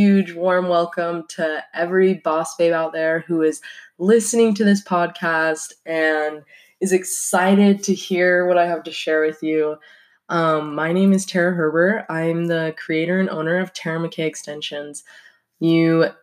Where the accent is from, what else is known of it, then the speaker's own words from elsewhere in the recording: Salt Lake City, Utah, United States; moved away as an adult; now in Pocatello, United States; I was raised in Salt Lake City, Utah